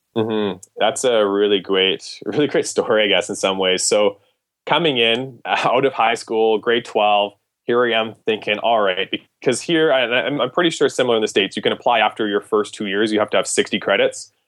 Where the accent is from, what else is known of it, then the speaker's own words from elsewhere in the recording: Canada; as a Canadian applying to American medical schools